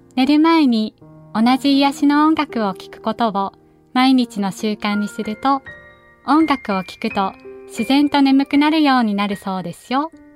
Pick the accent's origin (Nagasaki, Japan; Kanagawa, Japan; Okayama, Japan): Nagasaki, Japan; accent: Nagasaki dialect; 長崎の言葉、私のふるさとのね、言葉